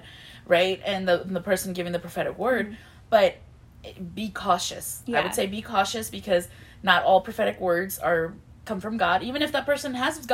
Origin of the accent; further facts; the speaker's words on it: Mexico; moved away; I was born in Mexico